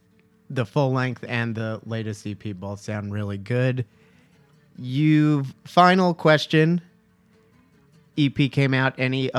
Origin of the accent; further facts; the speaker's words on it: United States; I grew up partially in New York, New Jersey, going to Maxwell's, being a part of Hoboken music.